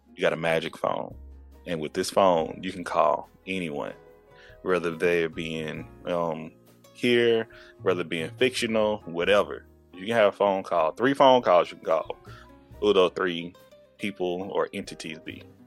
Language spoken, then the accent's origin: English; Texas, United States; I'm from Texas